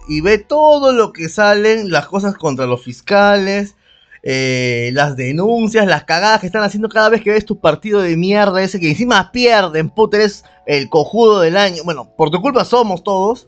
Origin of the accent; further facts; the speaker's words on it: Peru; somos peruanos